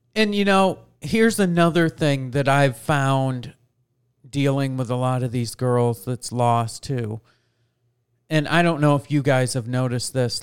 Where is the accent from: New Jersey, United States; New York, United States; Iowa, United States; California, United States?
New York, United States; I grew up in New York